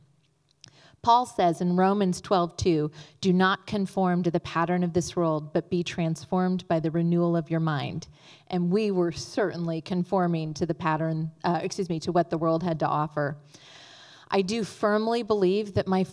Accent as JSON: {"language": "English", "region": "Northern California", "country": "United States", "tie": "born or raised there", "said": "I grew up in Northern California with mom, dad, and a younger brother"}